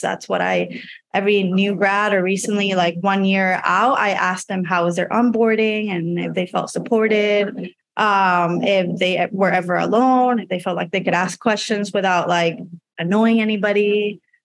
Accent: Puerto Rico; moved away as an adult; also born or lived in Georgia, United States / North Carolina, United States; now in Chicago, United States; I was born and raised in Puerto Rico until I was 18

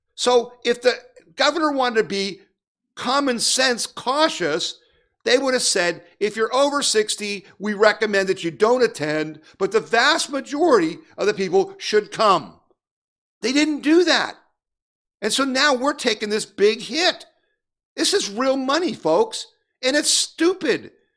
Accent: United States; I'm an American

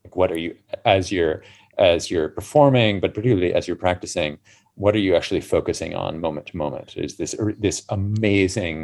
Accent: United States; now in London, United Kingdom; being American in the 80s

